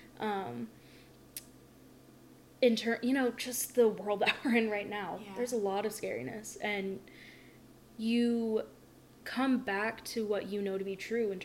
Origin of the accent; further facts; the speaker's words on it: the South, United States; growing up in the South